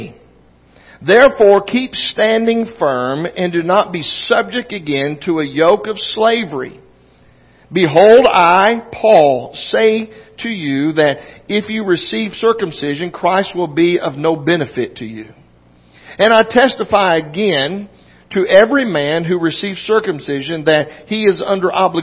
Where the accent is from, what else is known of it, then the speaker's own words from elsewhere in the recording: West Virginia, United States; I grew up in West Virginia. We had mountains.